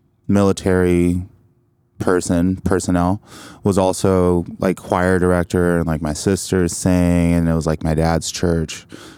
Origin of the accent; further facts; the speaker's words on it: Anchorage, Alaska, United States; also born or lived in Pensacola, Florida; now in New York City, United States; So I'm from Anchorage, Alaska. That's where I was born and raised.